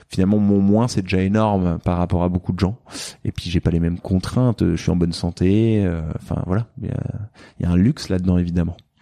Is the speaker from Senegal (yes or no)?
no; France; also born or lived in Silicon Valley, United States; now in Marseille, France; on est français